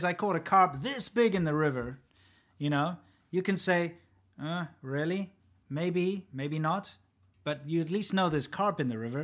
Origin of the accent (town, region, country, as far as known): South Africa; born or raised there